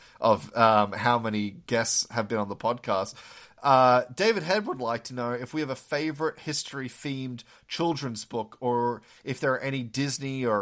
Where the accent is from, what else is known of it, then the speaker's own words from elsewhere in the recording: Australia; moved away as an adult; now in United States; being of Australian birth, we don't really learn a lot of American history in high school